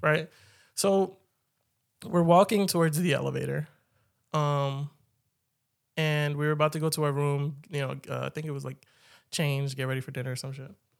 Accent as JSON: {"language": "English", "town": "Philadelphia", "region": "Pennsylvania", "country": "United States", "tie": "born or raised there", "said": "I've been born and raised in Philly"}